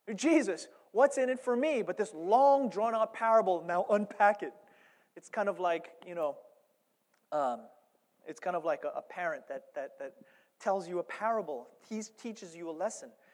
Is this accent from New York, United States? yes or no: yes; New York, United States; I'm from New York